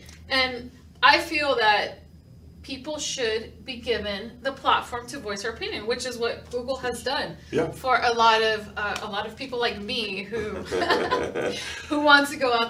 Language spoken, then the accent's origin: English; Cuba; now in Houston, United States; I'm originally from Cuba